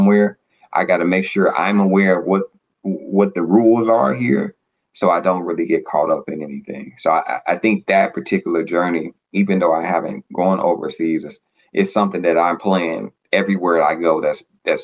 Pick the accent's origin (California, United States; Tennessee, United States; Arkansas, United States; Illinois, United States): Arkansas, United States; now in Boston, United States; I'm from the South, from Arkansas, live in Boston now.